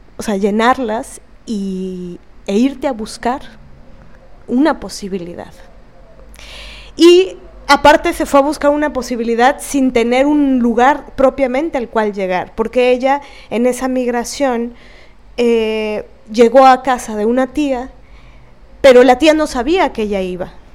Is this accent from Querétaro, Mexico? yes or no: no; Veracruz, Mexico; moved away; also born or lived in Mexico City; Yo nací en Veracruz, el puerto de Veracruz